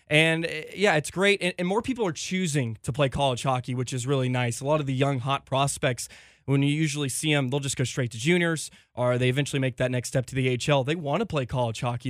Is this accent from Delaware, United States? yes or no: no; Richardson, Texas, United States; also born or lived in St. Cloud, Minnesota; I was born and raised in Richardson, Texas